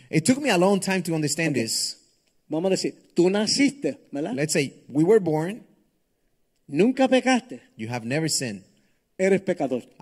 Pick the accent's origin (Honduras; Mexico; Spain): Honduras; Soy hondureño.